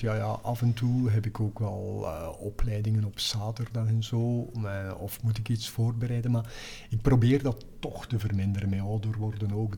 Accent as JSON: {"language": "Dutch", "town": "Denderhoutem", "region": "Flanders", "country": "Belgium", "also_born_or_lived": "Ghent", "moved": "yes", "said": "Denderhouten tussen Aals en Nienhoven."}